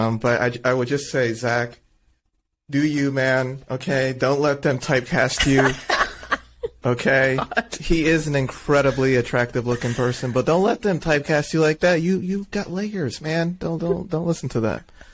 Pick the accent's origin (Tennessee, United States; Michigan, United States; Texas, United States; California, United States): Michigan, United States; we're from Michigan